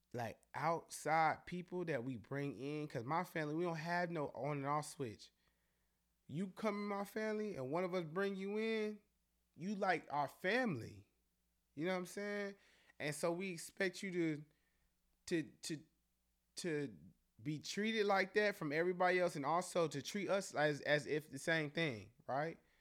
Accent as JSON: {"language": "English", "town": "Charlotte", "region": "North Carolina", "country": "United States", "said": "we're all really from Charlotte. We all really live here"}